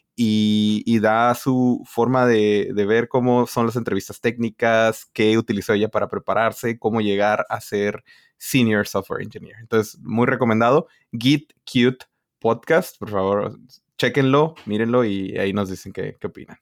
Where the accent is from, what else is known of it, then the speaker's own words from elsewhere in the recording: northern Mexico border, Mexico; Y yo de la frontera